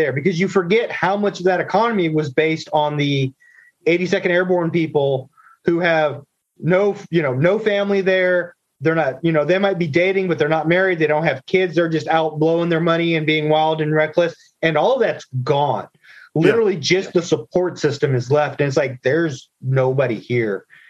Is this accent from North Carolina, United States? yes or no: yes; Fayetteville, North Carolina, United States; Just to really date myself here, I grew up in Fayetteville, North Carolina. My dad was in the Air Force. So Fort Bragg, Pope Air Force Base.